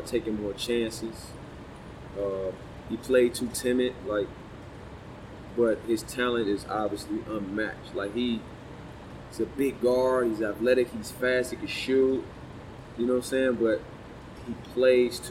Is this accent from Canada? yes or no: no; Chicago, Illinois, United States; I'm from Chicago